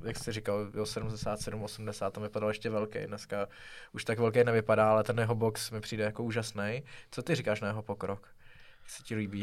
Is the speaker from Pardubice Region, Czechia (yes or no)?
yes; Pardubice, Pardubice Region, Czechia; já jsem z Pardubic